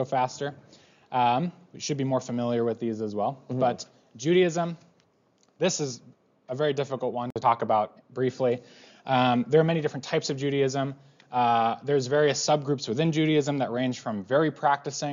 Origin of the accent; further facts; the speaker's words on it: United States; we're American